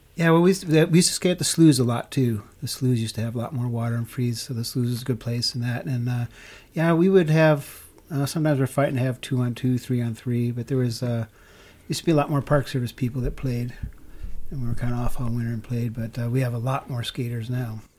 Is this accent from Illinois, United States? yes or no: yes; Chicago, Illinois, United States; now in Moab, United States; I was raised in Chicago